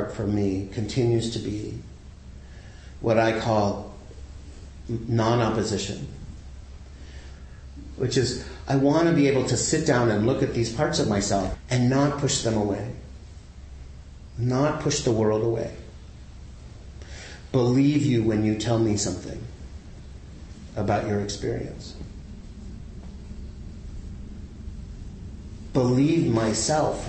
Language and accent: English; the South, United States; I grew up in the South in a really conservative family